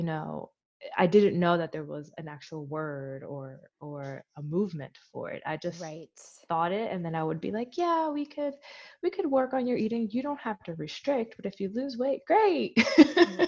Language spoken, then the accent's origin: English; Philadelphia, Pennsylvania, United States; I grew up in Philly, so I grew up in a very